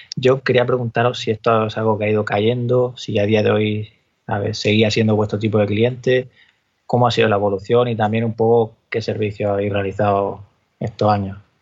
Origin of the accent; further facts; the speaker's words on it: Cartagena, Region of Murcia, Spain; De ahí soy yo, de Cartagena.